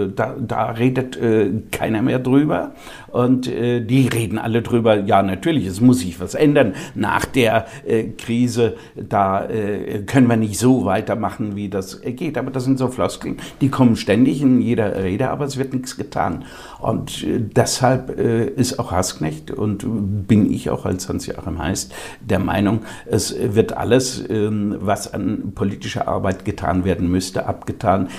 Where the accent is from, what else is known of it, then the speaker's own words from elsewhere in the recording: Germany; unsere Mentalität als äh, Deutsche